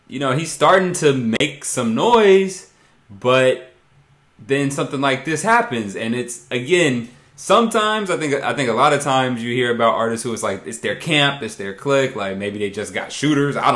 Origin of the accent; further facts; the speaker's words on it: Brooklyn, New York, United States; No, I'm from Brooklyn.